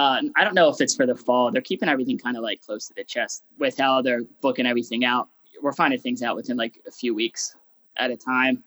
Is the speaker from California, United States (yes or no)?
no; Philadelphia, Pennsylvania, United States; moved away as an adult; also born or lived in Los Angeles; I was from Philly when I was in LA.